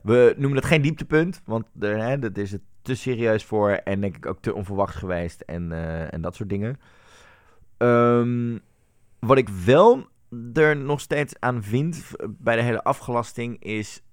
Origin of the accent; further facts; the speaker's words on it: Netherlands; als Nederlanders